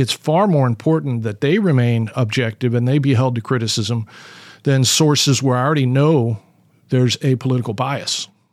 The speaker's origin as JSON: {"language": "English", "region": "California", "country": "United States", "tie": "born or raised there", "moved": "yes", "lives_now": "Portland, United States", "said": "I grew up in California in the seventies"}